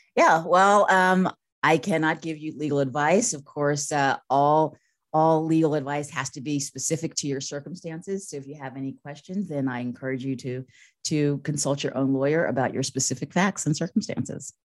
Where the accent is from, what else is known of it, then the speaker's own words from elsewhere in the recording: Northern Virginia, United States; moved away as an adult; also born or lived in San Francisco / Los Angeles; I'm from Virginia. I grew up in Northern Virginia